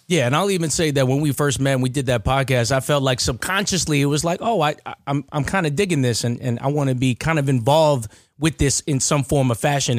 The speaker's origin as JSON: {"language": "English", "town": "Baldwin", "country": "United States", "said": "I'm from Baldwin"}